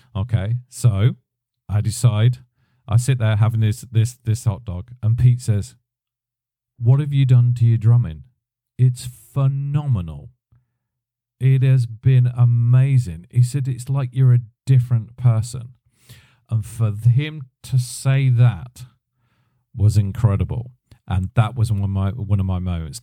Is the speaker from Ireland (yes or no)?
no; United Kingdom; me being a British guy